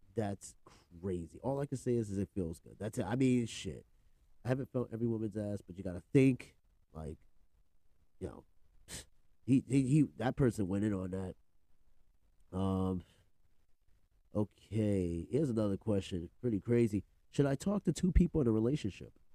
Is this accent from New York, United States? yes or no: yes; New York, United States; I'm from New York, but you know the Bronx